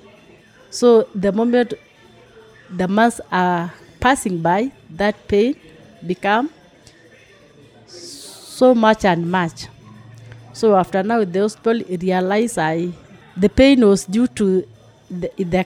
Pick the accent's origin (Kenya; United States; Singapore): Kenya; Maasai land, Maasailand; I grew up in Maasai land where people don't go to clinic